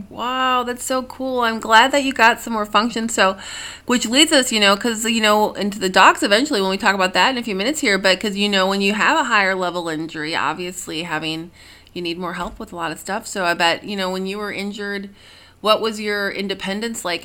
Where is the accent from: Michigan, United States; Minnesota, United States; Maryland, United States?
Minnesota, United States; I'm from Minnesota